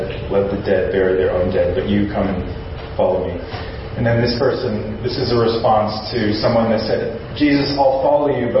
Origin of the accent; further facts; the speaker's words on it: Simi Valley, California, United States; moved away as an adult; also born or lived in Long Beach, United States; now in Osaka, Japan; I am from Simi Valley